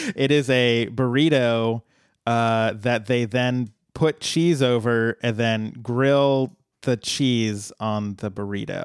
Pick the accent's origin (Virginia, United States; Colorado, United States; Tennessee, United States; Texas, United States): Colorado, United States; moved away; happened to be one in my hometown back in Colorado